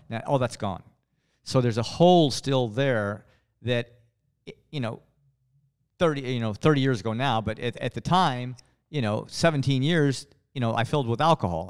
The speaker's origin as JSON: {"language": "English", "region": "West Texas", "country": "United States", "tie": "born or raised there", "said": "Growing up, in West Texas"}